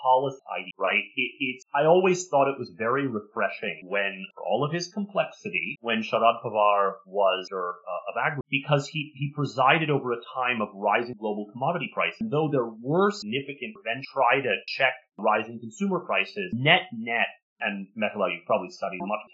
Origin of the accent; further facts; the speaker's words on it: United States; the American on the call